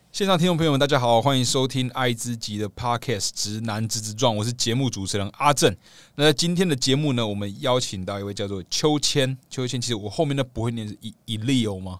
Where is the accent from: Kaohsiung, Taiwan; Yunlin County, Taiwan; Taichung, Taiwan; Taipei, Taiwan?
Kaohsiung, Taiwan; also born or lived in Tainan; 我是高雄人